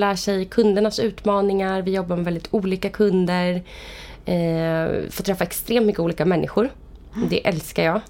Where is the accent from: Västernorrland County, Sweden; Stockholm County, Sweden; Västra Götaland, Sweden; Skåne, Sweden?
Stockholm County, Sweden; Vallentuna; Jag kommer från uppväxt i Vallentuna